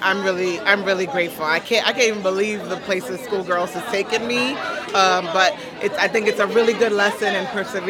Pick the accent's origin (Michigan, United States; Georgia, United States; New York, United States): New York, United States; I grew up in New York, born and raised